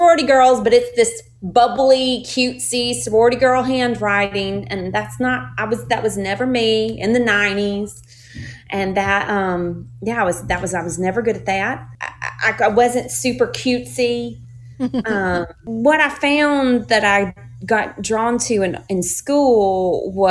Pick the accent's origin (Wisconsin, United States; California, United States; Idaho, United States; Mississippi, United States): Mississippi, United States; Yazoo City; moved away as an adult; now in Nashville, United States; I'm from a small town in Mississippi called Yazoo City